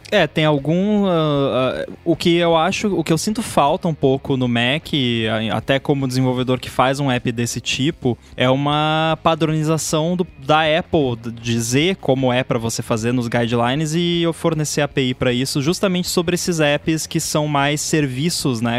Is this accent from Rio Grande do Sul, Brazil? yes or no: yes; Rio Grande do Sul, Brazil; moved away; also born or lived in Canada; só eu ali do Rio Grande do Sul